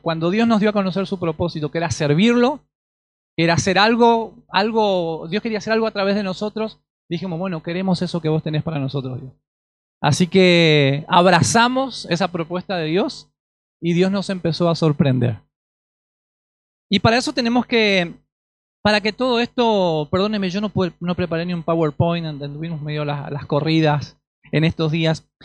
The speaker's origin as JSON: {"language": "Spanish", "country": "Paraguay", "also_born_or_lived": "Asunción, Paraguay", "moved": "yes", "lives_now": "Argentina", "said": "hace 12 años que estoy en, Argentina, soy paraguayo"}